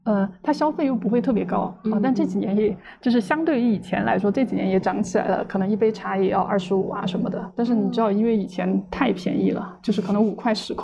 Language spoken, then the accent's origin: Chinese; Mianyang, Sichuan, China; moved away as an adult; also born or lived in Shanghai / Beijing / Dali; now in Chengdu, China; 我老家在四川绵阳